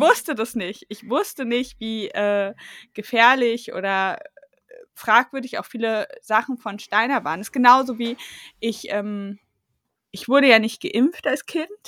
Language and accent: German; East Germany, Germany; ich bin ja Ossi und ich bin ja. 88 geboren